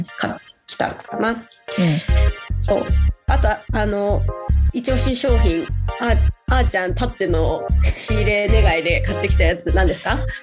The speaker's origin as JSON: {"language": "Japanese", "region": "Saitama", "country": "Japan", "tie": "born or raised there", "moved": "as an adult", "said": "埼玉に帰る"}